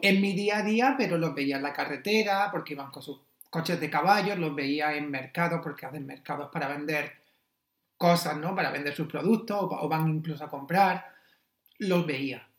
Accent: Almería, Andalusia, Spain; also born or lived in Pennsylvania; yo soy de Almería

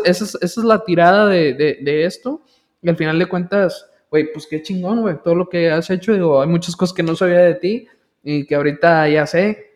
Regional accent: village near Valle Hermoso, Tamaulipas, Mexico; yo viví mayor parte de mi vida en el poblado náhuatl. Ahí nací, ahí, crecí la mayoría de mi, de mi, infancia

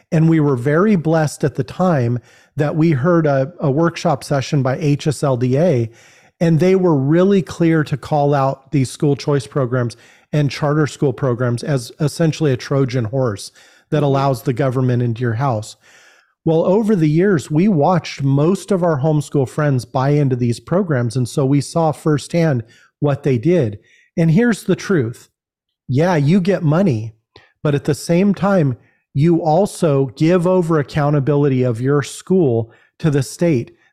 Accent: California, United States; We come from California.

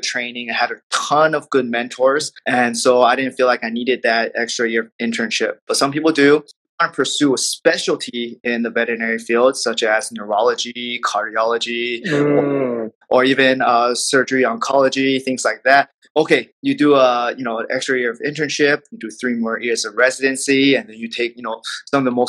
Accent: Los Angeles, California, United States; I'm just your friendly neighborhood veterinarian here in my little hometown in LA.

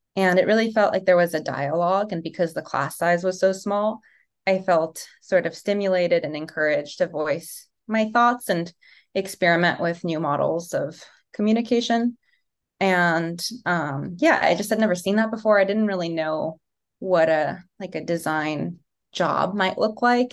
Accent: Los Angeles, California, United States; also born or lived in Yugoslavia (Serbia); now in New York, United States; I left Yugoslavia during the war and came to Los Angeles, um, when I was a toddler. So I definitely identify with being American, grew up in America

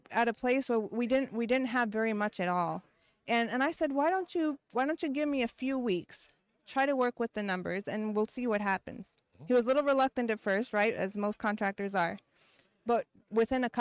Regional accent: Brandon, Mississippi, United States; We're 30 mi- about 30 miles outside of Jackson.

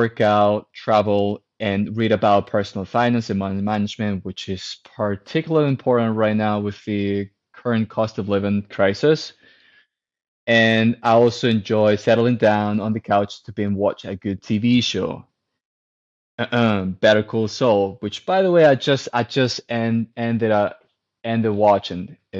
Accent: Spain; moved away as an adult; also born or lived in Aberdeen, United Kingdom; now in Edinburgh, United Kingdom; I'm originally from Spain, but I'm currently living in Edinburgh, the UK.

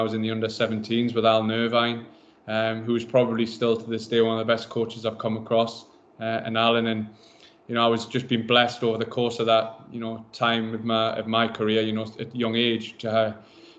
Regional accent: Berwick-upon-Tweed, North East England, United Kingdom; moved away; Growing up in Berwick

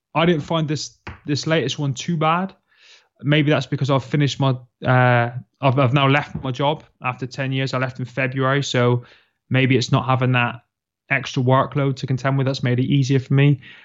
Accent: Plymouth, South West England, United Kingdom; you'll find me in the southwest of England, in a quaint little city called Plymouth, where I was born and bred

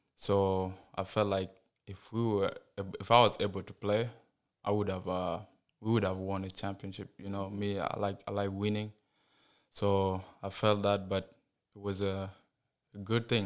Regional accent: South Sudan; now in United States; I was born in South Sudan

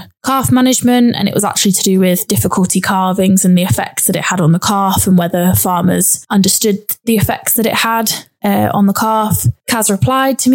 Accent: Cambridgeshire, East of England, United Kingdom; moved away as an adult; also born or lived in Cheshire; I'm originally from Cambridgeshire, so I moved away from home, from my family and friends

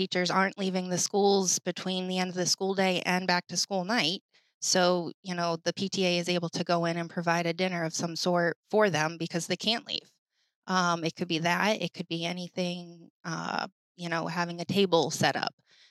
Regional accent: Maine, United States; moved away as an adult; also born or lived in Florida; now in Hampton, United States; I'm originally from Maine, born and raised there

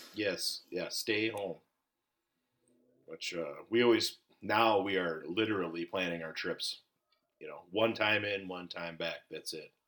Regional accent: Minnesota, United States; born or raised there

